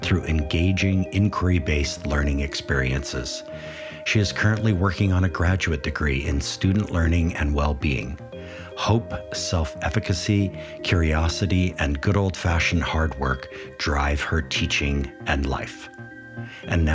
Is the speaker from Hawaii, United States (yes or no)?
yes; Kahului, Oahu, Hawaii, United States; I'm from Kahului on the windward side of Oahu.